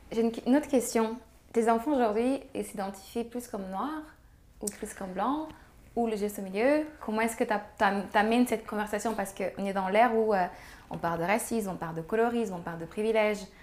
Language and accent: French; Canada; now in Senegal; Moi je suis blanc, on est canadien, ça va être comme ça.